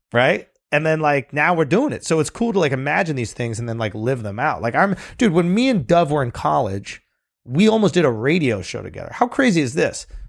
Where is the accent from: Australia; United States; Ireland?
United States; New York; I grew up in New York